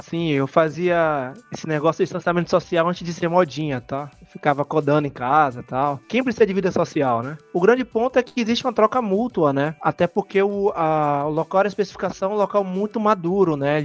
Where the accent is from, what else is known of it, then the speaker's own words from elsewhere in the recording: Salvador, Bahia, Brazil; accent: Bahian; now in Portugal; Hoje eu moro em Portugal e eu sou de Salvador. Acho que vocês repararam ao longo do podcast, meu sotaque é autêntico